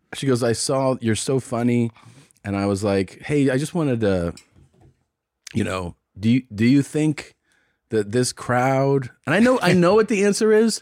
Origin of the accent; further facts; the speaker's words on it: Cincinnati, Ohio, United States; they know I'm from Cincinnati